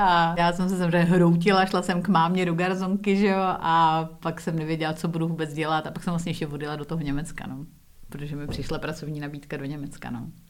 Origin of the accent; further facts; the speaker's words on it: Prague, Czechia; moved away as an adult; also born or lived in England / United States; now in Czech Republic; já jsem vyrostla na sídláku v Písnici na Praze 4